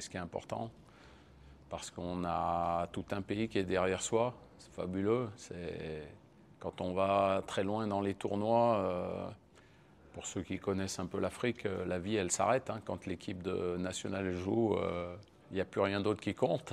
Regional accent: France; Je suis français

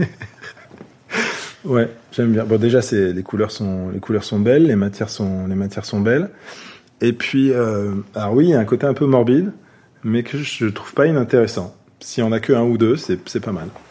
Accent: Paris, Île-de-France, France; J'ai grandi dans une bonne partie de mon enfance dans le 16e arrondissement de Paris. Et après, dans le, dans le 15e arrondissement

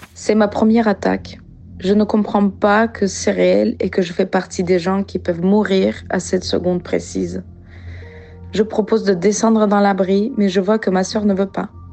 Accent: Ukraine; French is a second language; moved away as an adult; now in France; je, suis née en Ukraine. Maintenant, je viens en France.

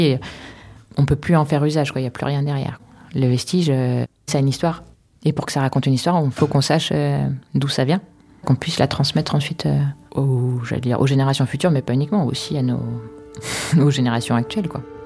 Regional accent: Paris, Île-de-France, France; Je suis parisienne, je suis née à Paris, j'ai toujours vécu à Paris

